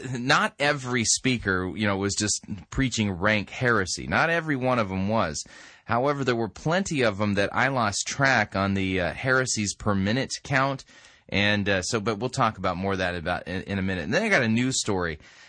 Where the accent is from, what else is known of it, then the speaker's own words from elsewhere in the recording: California, United States; But the other thing is that as a Southern Californian, I grew up in Southern California my entire life